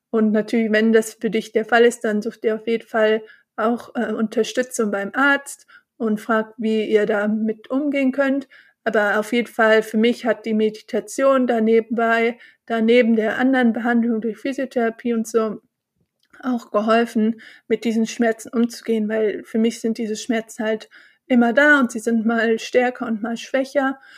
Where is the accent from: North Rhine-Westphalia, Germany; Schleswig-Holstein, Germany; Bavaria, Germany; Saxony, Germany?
North Rhine-Westphalia, Germany; Bonn; Ich bin äh, Rheinländerin, ich bin in Bonn geboren und aufgewachsen und ich feiere total gerne Karneval